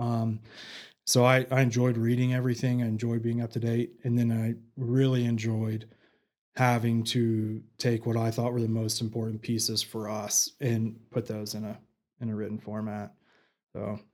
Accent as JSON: {"language": "English", "town": "Canyon", "region": "Texas", "country": "United States", "tie": "born or raised there", "also_born_or_lived": "Abilene / Midland", "lives_now": "Amarillo, United States", "said": "I grew up in Canyon, graduated from Canyon High, and then, you know, the typical Panhandle kid"}